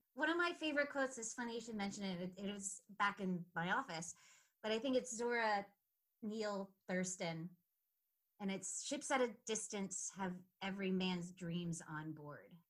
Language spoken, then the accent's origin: English; Rhode Island, United States